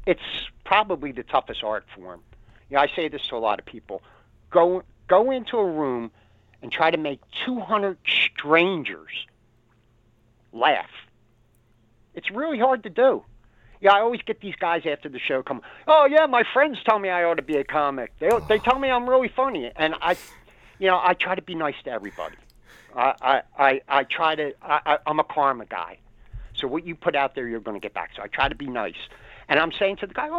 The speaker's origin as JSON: {"language": "English", "town": "Philadelphia", "region": "Pennsylvania", "country": "United States", "said": "I'm from Philly. I got an attitude."}